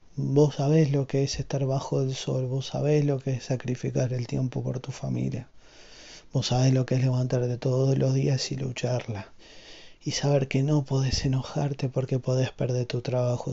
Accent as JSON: {"language": "Spanish", "country": "Argentina", "said": "siendo argentino"}